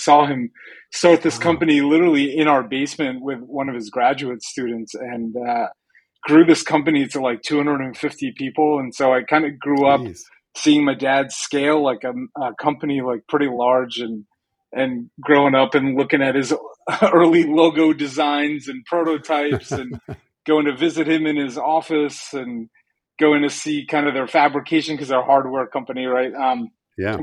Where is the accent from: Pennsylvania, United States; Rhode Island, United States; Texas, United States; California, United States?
Rhode Island, United States; southern; also born or lived in Brazil; my older sister and I grew up together with my parents in southern Rhode Island